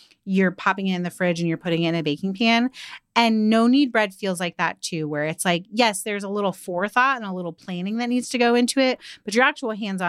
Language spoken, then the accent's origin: English; the South, United States; I, as a Southerner